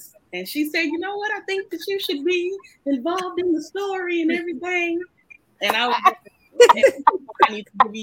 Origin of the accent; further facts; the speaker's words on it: Chesapeake, Virginia, United States; also born or lived in Camilla, Georgia; I was born in Camilla, Georgia, but I was raised in Chesapeake, Virginia